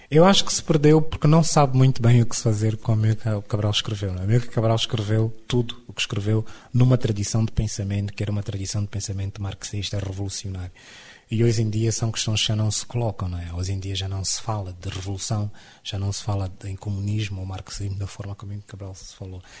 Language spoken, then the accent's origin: Portuguese; Luanda, Luanda Province, Angola; Eu nasci em Luanda